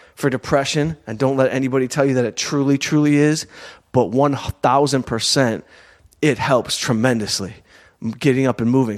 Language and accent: English; Southfield, Michigan, United States; moved away; also born or lived in Detroit / Los Angeles; I'm from Southfield, Michigan.